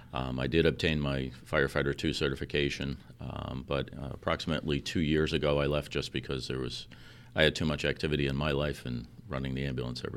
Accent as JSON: {"language": "English", "region": "New York", "country": "United States", "lives_now": "Milford, United States", "said": "Originally, no. I'm from New York, and I'm a transplant from Chelmsford, New Hampshire, back in 1973."}